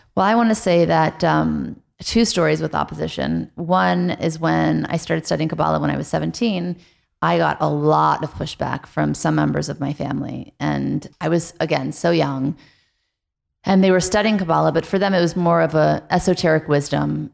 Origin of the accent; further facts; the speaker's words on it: Beverly Hills, California, United States; also born or lived in New Orleans; I moved from New Orleans to Beverly Hills in the third grade